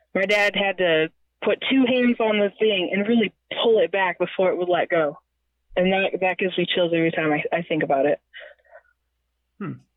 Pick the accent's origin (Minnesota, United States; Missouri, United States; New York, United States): Missouri, United States; born and raised in Missouri